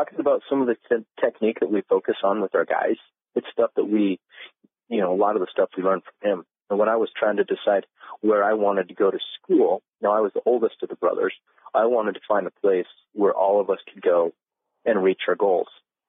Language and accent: English; Utah, United States; moved away as an adult; also born or lived in Iowa; growing up in Utah